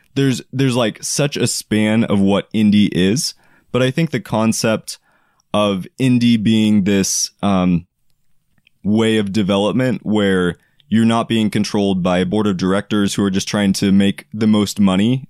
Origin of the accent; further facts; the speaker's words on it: Oregon, United States; I am from Oregon